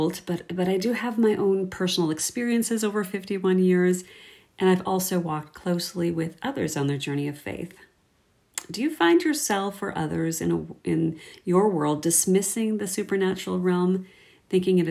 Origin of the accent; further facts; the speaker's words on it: Minnesota, United States; now in Saskatoon, Canada; I live here in Saskatoon, Saskatchewan, born and raised in Minnesota, and married a Canadian